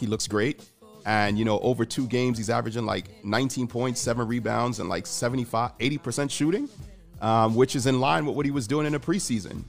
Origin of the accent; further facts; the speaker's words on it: Jamaica; I'm Jamaican, so I, I grew up in a community where I think only one of my friends growing up lived with his dad